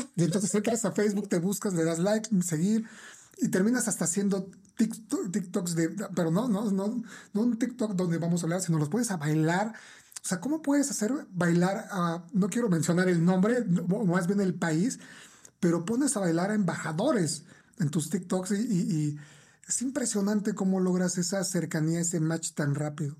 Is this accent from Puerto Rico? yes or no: no; Mexico; nuestra cultura como mexicanos